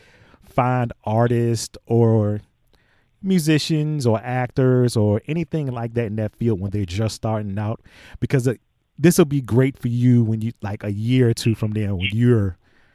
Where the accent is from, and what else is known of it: Virginia, United States; moved away as an adult; now in New York, United States